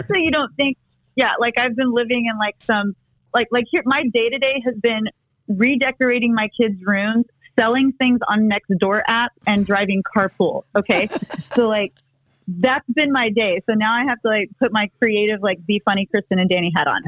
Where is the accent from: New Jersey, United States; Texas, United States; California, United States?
Texas, United States; moved away; also born or lived in Los Angeles; I grew up in Texas